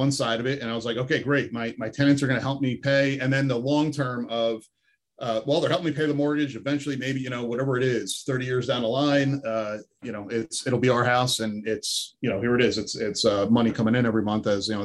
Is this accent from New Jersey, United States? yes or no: yes; Bloomfield, New Jersey, United States; I grew up in apartments my whole life in Jersey. You know, I grew up in Bloomfield